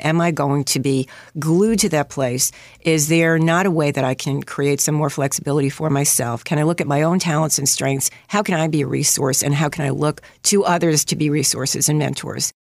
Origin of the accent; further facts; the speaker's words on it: New York City, New York, United States; accent: New York; I grew up in Queens, Queensfield, to be exact